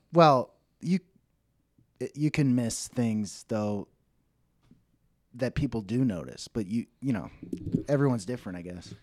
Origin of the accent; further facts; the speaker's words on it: Dallas, Texas, United States; also born or lived in Oklahoma; I grew up in Dallas